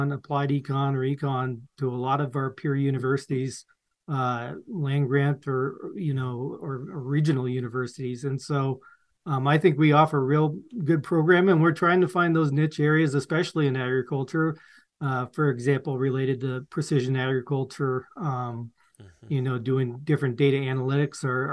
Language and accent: English; Western Nebraska, United States; moved away as an adult; also born or lived in Missouri; now in South Dakota, United States; I'm actually from Western Nebraska. My family had a grain farm